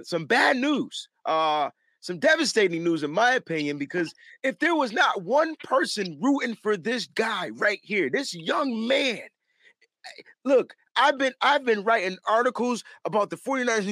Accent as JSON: {"language": "English", "region": "East Coast", "country": "United States", "said": "I'm from the East Coast"}